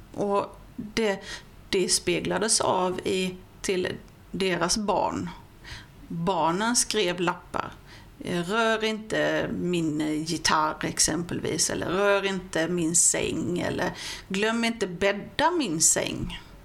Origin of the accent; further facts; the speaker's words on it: Vessigebro, Halland County, Sweden; also born or lived in Falkenberg / Simlångsdalen; Jag är ju född och uppvuxen i Vesigebo